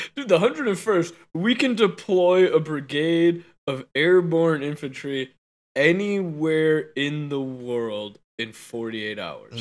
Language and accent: English; Guam; I'm from Guam.